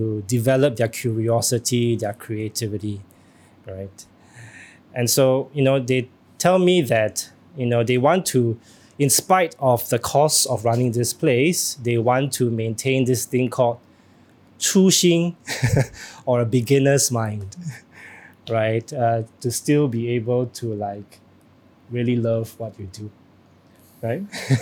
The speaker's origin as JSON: {"language": "English", "country": "Singapore", "said": "All Singaporeans, yeah, you know, I think myself included"}